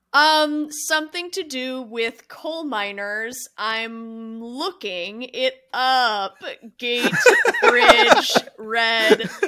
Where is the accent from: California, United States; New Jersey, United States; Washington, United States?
California, United States; My home state is California